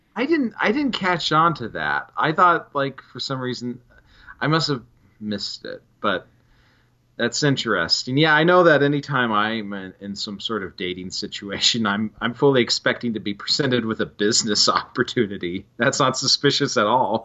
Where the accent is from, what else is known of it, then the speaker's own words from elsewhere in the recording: Carson City, Nevada, United States; Carson City